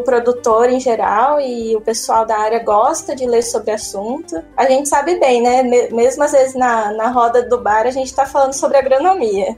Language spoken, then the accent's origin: Portuguese; Limeira, São Paulo, Brazil; eu sou de Limeira. Em Limeira a gente tem um colégio técnico, que eu fiz ele, né, ensino, junto com o ensino médio